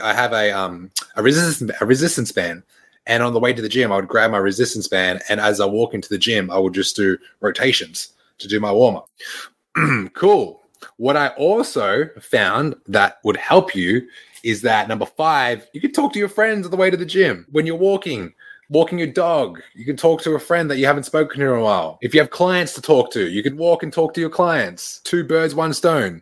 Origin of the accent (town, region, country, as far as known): Australia; now in Canada